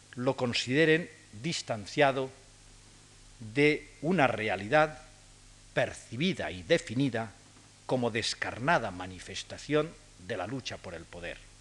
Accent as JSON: {"language": "Spanish", "country": "Spain"}